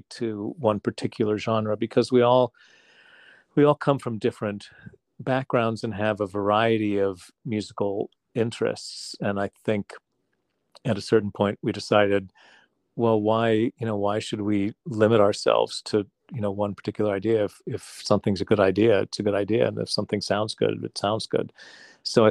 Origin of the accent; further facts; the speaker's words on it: West Virginia, United States; moved away; my home state in West Virginia